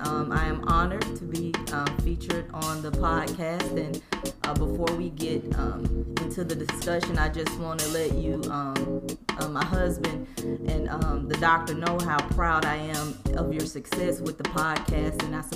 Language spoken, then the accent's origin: English; Mobile, Alabama, United States; accent: country; moved away as an adult; "Mobile, Alabama."